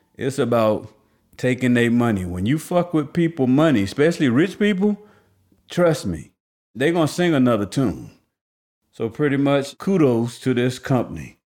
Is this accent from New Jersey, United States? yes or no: yes; New Jersey, United States; growing up in New Jersey